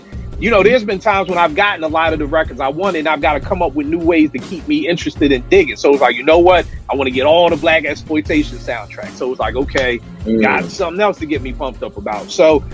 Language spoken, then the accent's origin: English; Philadelphia, Pennsylvania, United States; my man who I grew up with in Philly